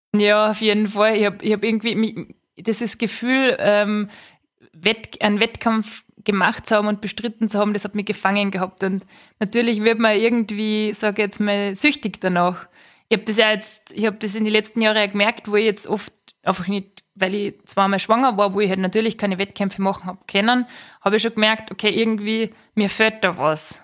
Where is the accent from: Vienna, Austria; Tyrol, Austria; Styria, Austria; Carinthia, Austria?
Styria, Austria; Schladming; in meiner Heimat, also in meiner Heimatgemeinde, da sind einfach viele Sportevents so generell. Also Schladming kennt man ja auch vom Nachtslalom